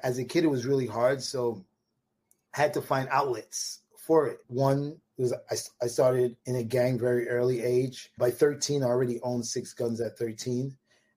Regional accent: New York City, New York, United States; I grew up in Marlboro Projects, which is between Coney Island and Bensonhurst.

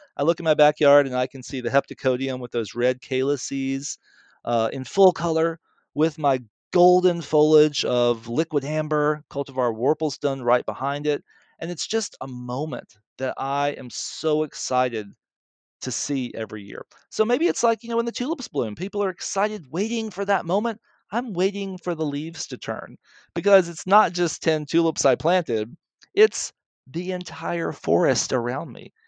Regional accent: Mississippi, United States; accent: southern; moved away; I grew up in Mississippi, and I went to the Baptist Church

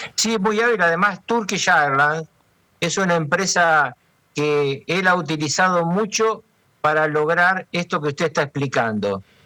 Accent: Argentina; mi país

